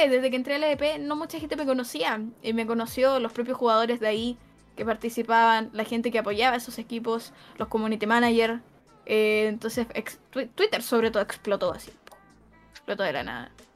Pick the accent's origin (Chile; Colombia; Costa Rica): Chile; accent: Chilean; el chileno es muy notorio, muy chileno, muy notorio